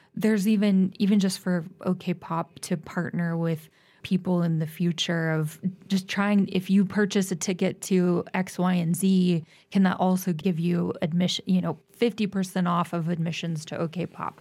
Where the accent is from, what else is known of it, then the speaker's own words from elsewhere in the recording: Tulsa, Oklahoma, United States; moved away as an adult; I'm from Tulsa and I've, I've now been back for almost ten years